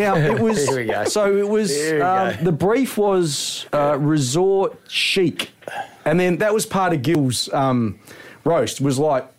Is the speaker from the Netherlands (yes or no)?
no; Angaston, South Australia, Australia; I grew up in Angaston, Peter, in the main street, Murray Street.